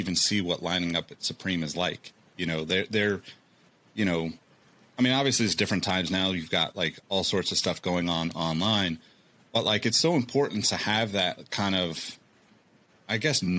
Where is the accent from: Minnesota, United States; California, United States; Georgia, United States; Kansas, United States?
California, United States; Sacramento; also born or lived in Oregon / Colorado; I'm from Sacramento originally and I've lived in California most of my life, but you know, my parents got divorced. We moved around a lot. So like I lived in Oregon and various cities. I lived in Colorado.